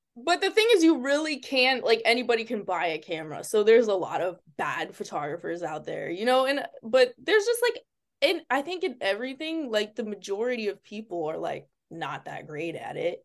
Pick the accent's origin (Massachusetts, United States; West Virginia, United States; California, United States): Massachusetts, United States; Springfield; i'm from eh, the area is called springfield in massachusetts so okay it's in, like not by boston at all it's like two hours away